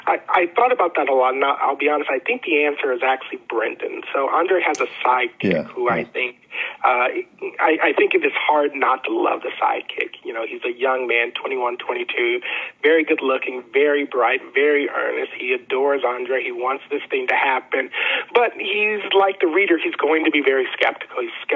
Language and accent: English; Augusta, Georgia, United States; also born or lived in Nashville / North Carolina; I was born in Nashville. I graduated from high school in Augusta, Georgia. I went to college and grad school in North Carolina.